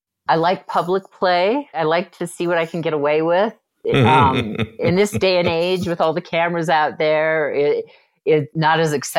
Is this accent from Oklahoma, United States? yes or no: no; Utah, United States; I was raised in Utah.